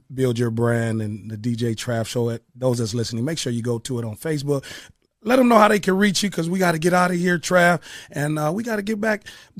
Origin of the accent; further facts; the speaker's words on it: Toledo, Ohio, United States; moved away; I moved away from Toledo from a lot, man.